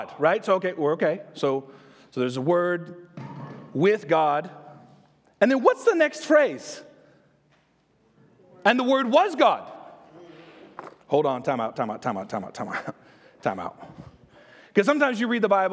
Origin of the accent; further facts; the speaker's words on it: Texas, United States; I'm from Texas